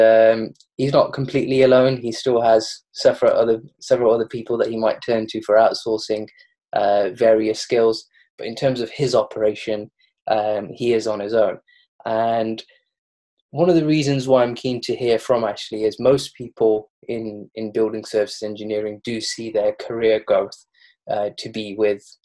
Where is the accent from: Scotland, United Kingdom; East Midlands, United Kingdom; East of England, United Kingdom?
East Midlands, United Kingdom; Derby; I'm originally from Derby.